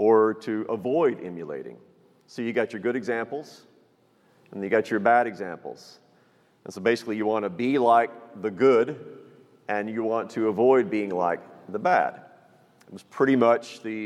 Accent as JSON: {"language": "English", "region": "Texas", "country": "United States", "tie": "born or raised there", "said": "I was raised in Texas, live in Texas, right outside San Antonio in New Braunfels."}